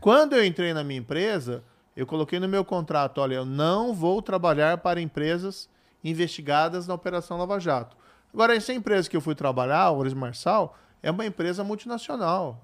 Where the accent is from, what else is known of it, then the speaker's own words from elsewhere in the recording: Paraná, Brazil; o, estado onde eu nasci